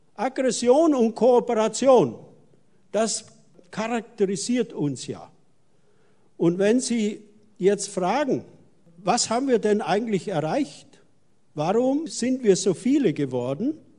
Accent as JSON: {"language": "German", "area": "the Alps", "region": "Bavaria", "country": "Germany", "tie": "born or raised there", "moved": "yes", "said": "weil ich ja aus den Alpen stamme und wir in meiner Heimat, einer Alm, den Kältepol Deutschlands haben, den sogenannten Fundensee"}